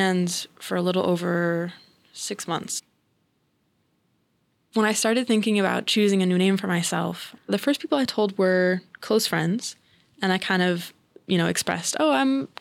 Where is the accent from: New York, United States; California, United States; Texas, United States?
California, United States; Central California near Sacramento, United States; I grew up in Central California near Sacramento